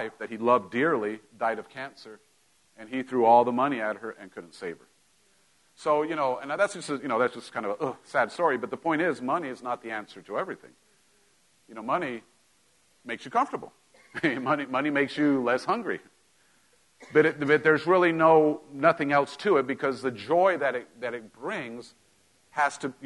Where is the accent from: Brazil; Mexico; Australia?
Mexico; moved away; growing up in Mexico, we, you know, my parents weren't broke, but we didn't have, you know, you didn't just go buy stuff like up here